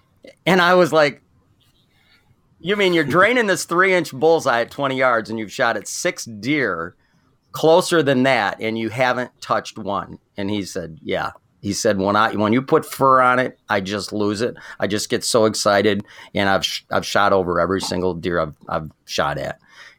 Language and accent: English; Michigan, United States; Okay, I'm from Michigan, grew up in southern Michigan, and nobody in my family hunted